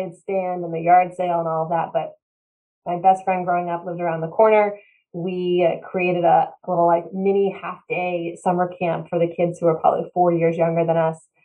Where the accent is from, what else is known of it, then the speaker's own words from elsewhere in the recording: East Bridgewater, Massachusetts, United States; I grew up south of Boston, East Bridgewater, Massachusetts